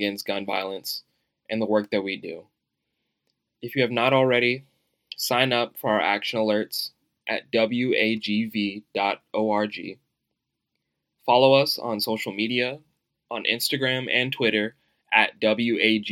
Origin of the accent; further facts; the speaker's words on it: United States; as an American